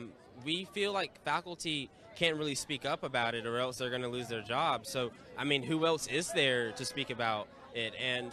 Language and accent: English; Auburn, Alabama, United States; I'm actually from Auburn. This is my hometown.